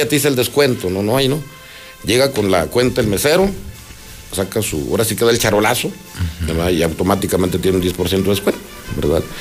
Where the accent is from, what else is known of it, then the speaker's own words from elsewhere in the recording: Guadalajara, Jalisco, Mexico; como buen Tapatío